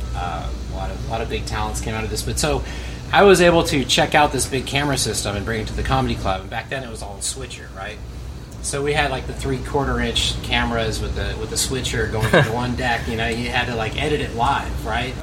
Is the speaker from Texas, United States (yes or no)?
yes; Houston, Texas, United States; born or raised there; also born or lived in Connecticut / Northridge, Los Angeles, California